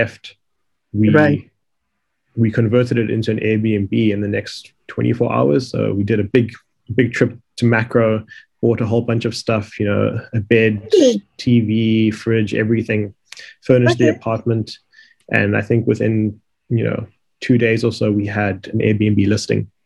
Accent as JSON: {"language": "English", "town": "Johannesburg", "region": "Gauteng", "country": "South Africa", "tie": "born or raised there", "moved": "yes", "lives_now": "Cape Town, South Africa", "said": "I grew up in Joburg"}